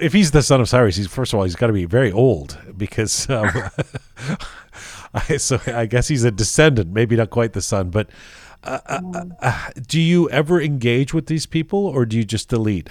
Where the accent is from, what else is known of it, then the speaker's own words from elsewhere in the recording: Canada; I'm actually from Canada